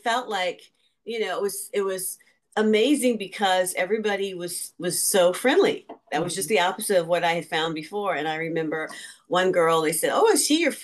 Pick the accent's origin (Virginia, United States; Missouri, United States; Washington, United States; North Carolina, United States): Missouri, United States; St. Louis; moved away as an adult; also born or lived in New York City / California; I'm from St. Louis originally, but I was in New York for college